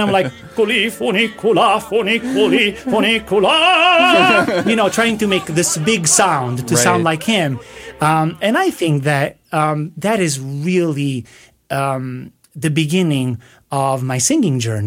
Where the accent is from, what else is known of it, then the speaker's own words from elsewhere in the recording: Naples region, Campania, Italy; I am from the Naples region